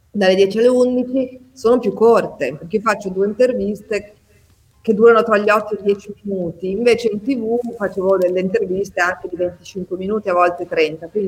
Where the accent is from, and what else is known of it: Ferrara, Emilia-Romagna, Italy